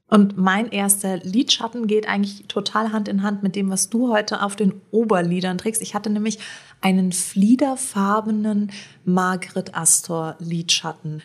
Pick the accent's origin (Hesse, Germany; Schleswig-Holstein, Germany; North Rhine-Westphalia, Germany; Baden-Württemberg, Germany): Hesse, Germany; Rödelheim; bei uns in Rödelheim